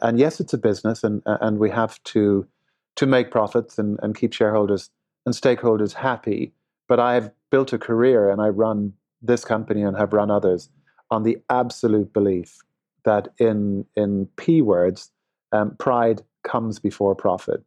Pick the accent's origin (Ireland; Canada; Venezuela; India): Ireland; Limerick, Munster; also born or lived in Dublin; now in Los Angeles, United States; I grew up in Ireland. Uh, I was born in Dublin, uh, and then we moved to, uh, Limerick, which is a little further south, uh, in Ireland